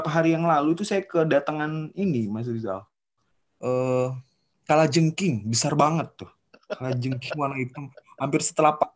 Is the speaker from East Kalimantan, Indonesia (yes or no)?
yes; Bontang, East Kalimantan, Indonesia; Saya dan adik-adik semua kelahiran Bontang akhirnya.